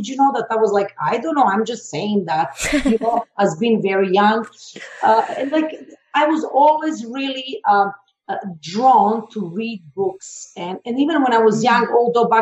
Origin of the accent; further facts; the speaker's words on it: Belgrade, Serbia; being born in former Yugoslavia. I'm from Serbia, originally from Belgrade.